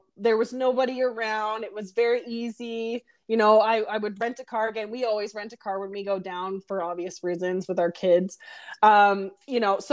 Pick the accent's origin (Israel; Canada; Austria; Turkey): Canada; Oshawa, Ontario; we're from Oshawa